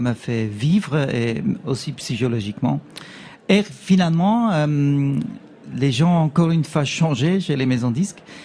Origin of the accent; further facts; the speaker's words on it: Switzerland; je suis suisse